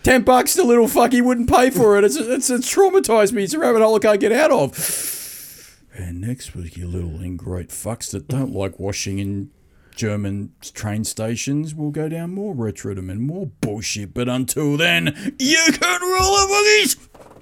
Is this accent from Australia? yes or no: yes; Sydney, New South Wales, Australia; I'm from Sydney